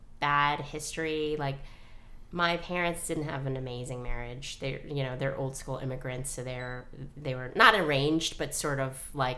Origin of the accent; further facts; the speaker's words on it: New York, United States; I grew up in New York.